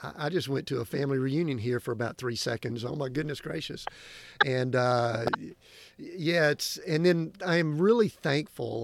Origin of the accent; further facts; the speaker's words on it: Georgia, United States; I'm from Georgia here